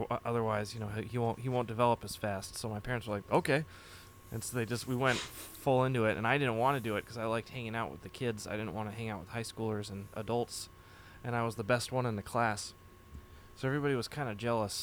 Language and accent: English; Framingham, Massachusetts, United States; I grew up in Framingham, Massachusetts